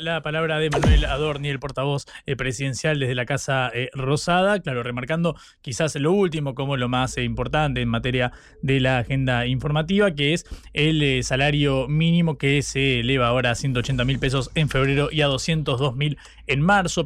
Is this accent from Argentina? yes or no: yes; Argentina; nuestro eh, hermoso país